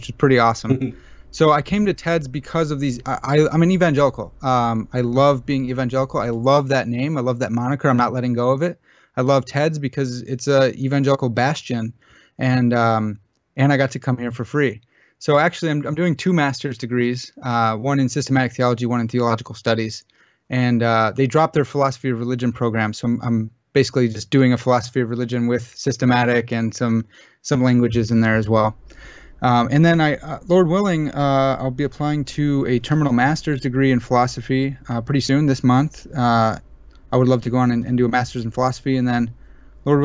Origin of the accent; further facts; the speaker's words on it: United States; I'm an American